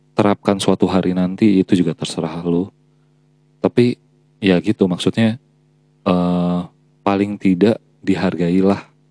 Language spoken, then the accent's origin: Indonesian; Java, Indonesia; gue sendiri sebagai orang Jawa